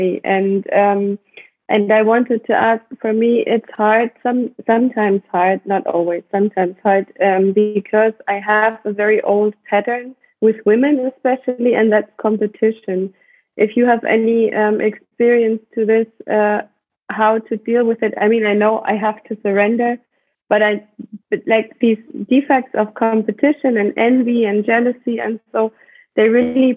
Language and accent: English; Germany; from Germany